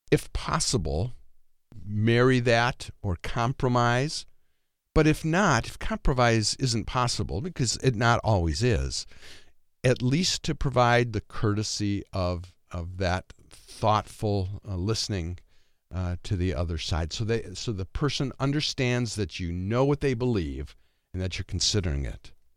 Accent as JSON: {"language": "English", "region": "Michigan", "country": "United States", "tie": "born or raised there", "also_born_or_lived": "Twin Cities, Minnesota", "moved": "as an adult", "lives_now": "Watertown, United States", "said": "I grew up in Michigan."}